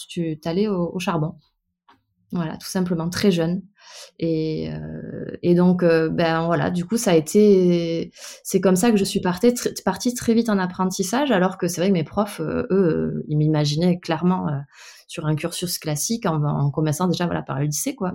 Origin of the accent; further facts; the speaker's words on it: Bordeaux, Nouvelle-Aquitaine, France; je suis née à Bordeaux. J'ai toute ma famille originaire de Bretagne, pour le coup. Donc, j'ai passé toutes mes vacances d'enfance sur l'île d'Ouessant